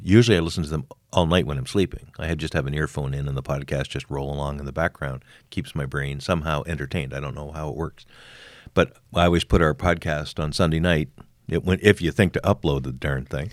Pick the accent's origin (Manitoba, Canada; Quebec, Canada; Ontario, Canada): Quebec, Canada; Montreal; It's my hometown